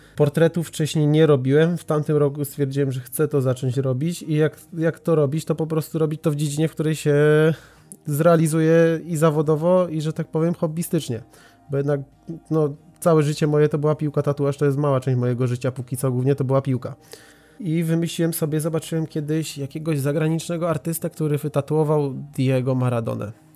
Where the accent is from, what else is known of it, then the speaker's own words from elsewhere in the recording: Racibórz, Silesian Voivodeship, Poland; Ja jestem z Raciborza na Śląsku, to jest małe miasto, gdzie wtedy w ogóle nie było studia żadnego